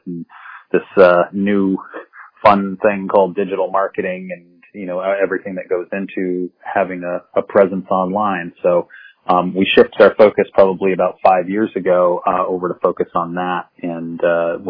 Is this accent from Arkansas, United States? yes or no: no; the Northampton area, Massachusetts, United States; also born or lived in Boston; I'm originally from the area and moved back from Boston